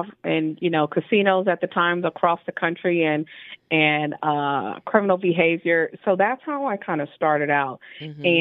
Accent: Trenton, New Jersey, United States; moved away; also born or lived in San Diego, California; I am originally from Trenton, New Jersey.

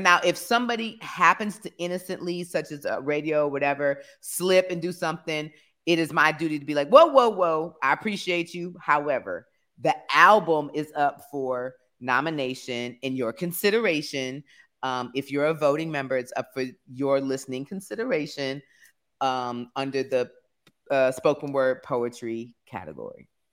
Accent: Detroit, Michigan, United States; also born or lived in Norfolk; now in Atlanta, United States; I grew up in Detroit

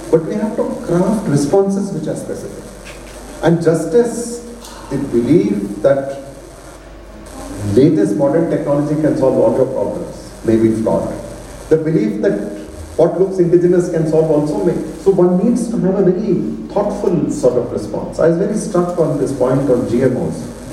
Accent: North India, India; I'm from South India, but I grew up in the North.

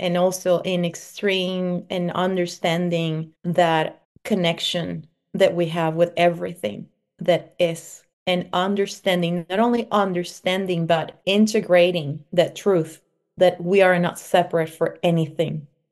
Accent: Venezuela; moved away; also born or lived in Mexico; I was born in Venezuela, and I was raised between Venezuela and Mexico.

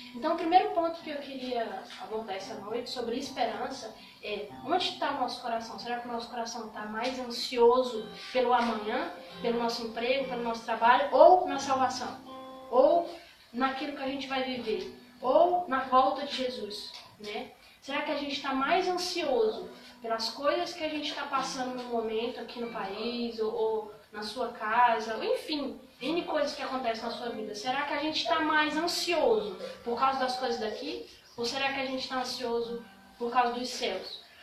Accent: Brazil; eu sou brasileira

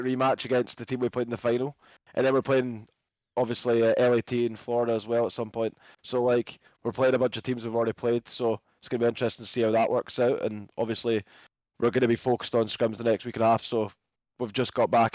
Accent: Scotland, United Kingdom; we're Scottish, mate, and you know the home of golf

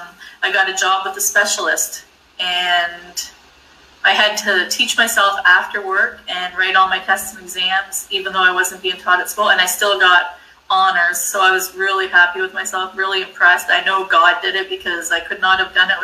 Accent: New Brunswick, Canada; I grew up in New Brunswick, Canada

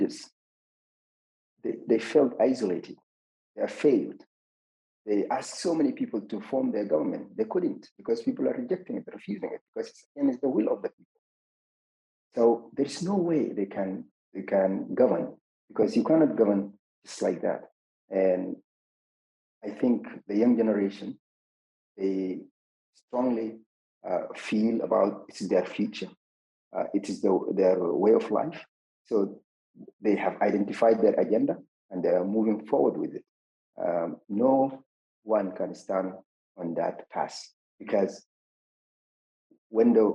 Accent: Zalingei, Central Darfur, Sudan; my hometown, Zalingi

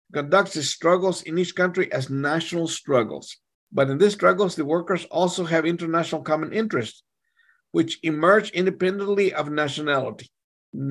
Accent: Texas, United States; I'm from Texas

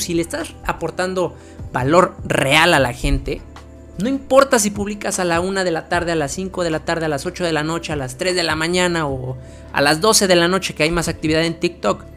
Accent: Mexico; yo soy de México

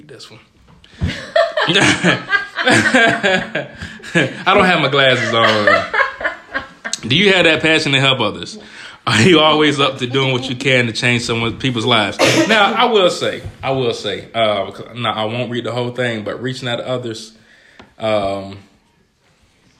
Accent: Georgia, United States; moved away as an adult; now in Ohio, United States; I'm from Georgia

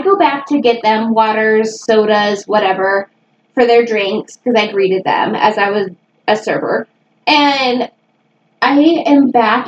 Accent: Cleveland, Ohio, United States; moved away; I'm from Cleveland

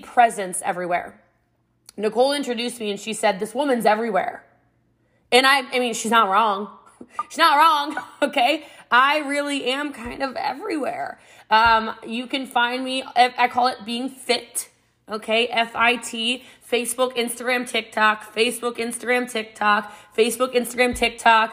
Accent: Middletown, Maryland, United States; I'm from Middletown, Maryland. It's about an hour outside of D.C., a small country town, and Frederick County, Maryland. And I grew up before it was what it is now

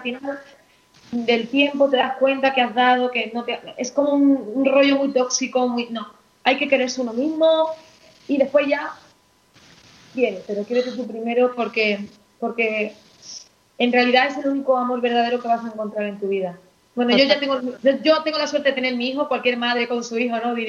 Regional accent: Seville, Andalusia, Spain; yo soy sevillana

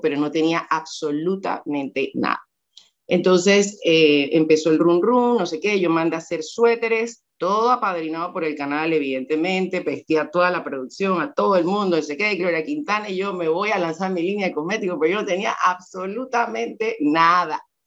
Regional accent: Panama; algunos piensan que no soy panameña

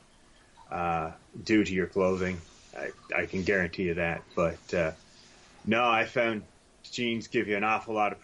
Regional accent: Newfoundland and Labrador, Canada; accent: Newfoundlandese; I got Newfoundlandese figured right out

